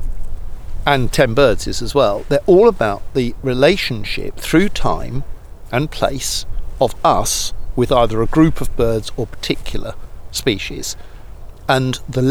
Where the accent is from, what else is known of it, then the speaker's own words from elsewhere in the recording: London, United Kingdom; moved away as an adult; now in Somerset, United Kingdom; I grew up in London for 45 years